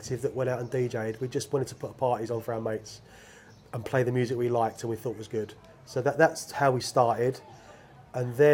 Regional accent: London, United Kingdom; moved away as an adult; growing up in London

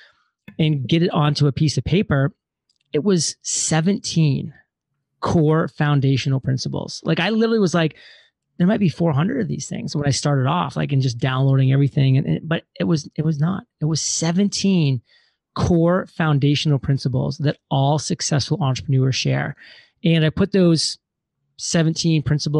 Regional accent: Maine, United States; moved away; also born or lived in Providence, Rhode Island; born and raised in Maine

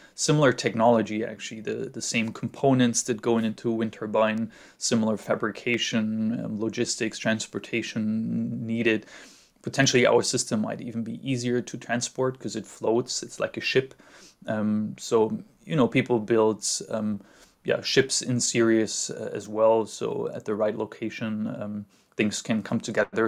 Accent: Munich, Bavaria, Germany; moved away as an adult; now in California, United States; growing up in the Alps

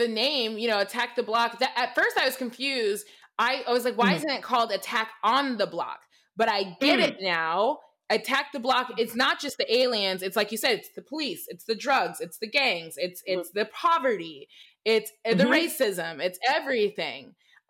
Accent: United States; I'm American, so I don't know shit.

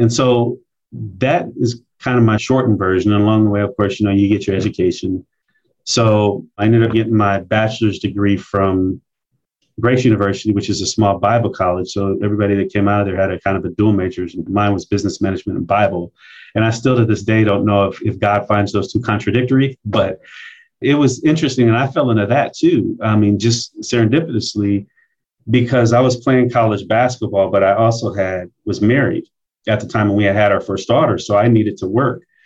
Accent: Omaha, Nebraska, United States; I'm born and raised in Omaha, Nebraska, and I came up in our black community here in Omaha called North Omaha.

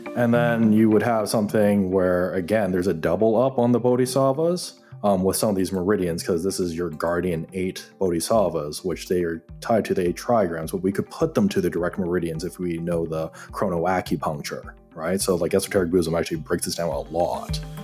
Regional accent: Hamilton, Ontario, Canada; also born or lived in Toronto; Asian kid growing up in Hamilton, Steel City

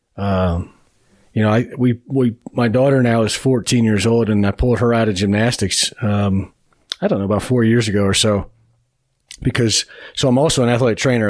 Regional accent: Beachwood, Ohio, United States; I grew up on the east side of Cleveland. I grew up in Beechwood, Ohio

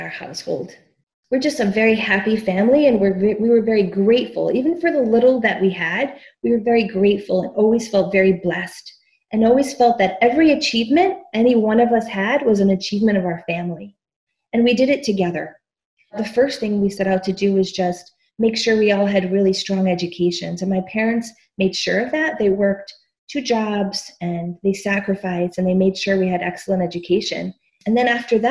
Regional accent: Chicago, Illinois, United States; I grew up in the south side of Chicago in a low-income neighborhood called Pilsen.

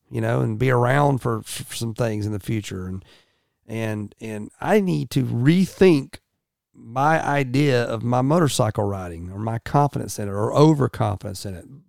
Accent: United States; I'm also an American

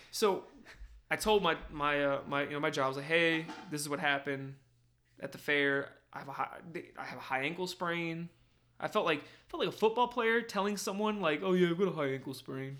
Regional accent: New Jersey, United States; moved away; growing up in Jersey

